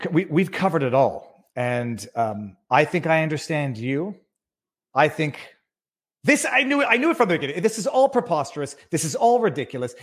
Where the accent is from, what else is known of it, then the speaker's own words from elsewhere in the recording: Canada; I'm Canadian people, but I am in Florida